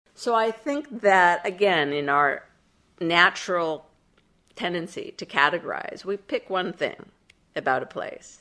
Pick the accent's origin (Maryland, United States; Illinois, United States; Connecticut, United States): Illinois, United States; Chicago; I was from Chicago.